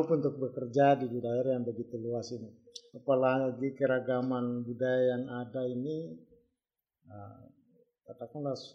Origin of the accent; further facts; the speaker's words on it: North Sulawesi, Indonesia; seharusnya sebagai orang Minahasa atau orang Sulawesi Utara itu bangga terhadap itu. Tata krama kita terkenal di seluruh Nusantara bahkan di luar.